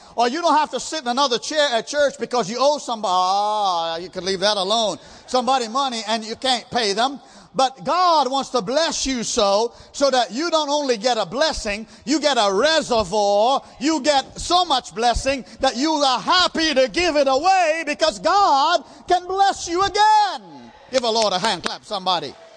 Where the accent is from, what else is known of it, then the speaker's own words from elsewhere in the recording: India; I'm an Indian